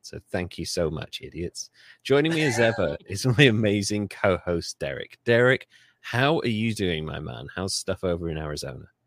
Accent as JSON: {"language": "English", "country": "United Kingdom", "said": "I'm British"}